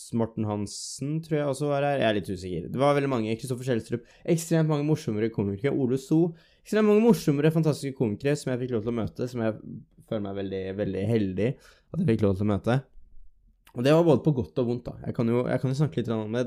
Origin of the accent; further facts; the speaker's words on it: Drammen, Buskerud, Norway; moved away as an adult; now in Stavanger, Norway; så kommer jeg jo ikke fra Stavanger, jeg kommer fra Drammen. Det er jo det som er hjembyen min